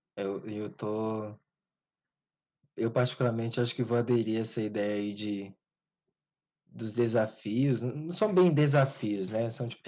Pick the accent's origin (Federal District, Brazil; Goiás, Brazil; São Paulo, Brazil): Goiás, Brazil; Goiânia; tanto eu quanto o Diego, nós, a gente é daqui de Goiânia